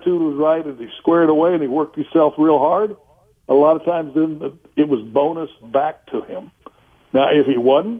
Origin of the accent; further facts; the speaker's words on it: Oklahoma, United States; I'm a guy from Oklahoma.